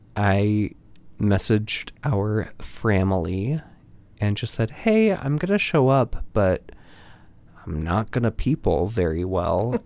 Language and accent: English; Nebraska, United States; moved away as an adult; now in Chicago, United States; I am a transplant from Nebraska